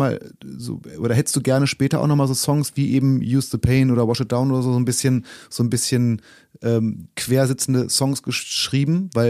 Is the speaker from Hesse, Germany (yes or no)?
no; Braunschweig, Lower Saxony, Germany; born or raised there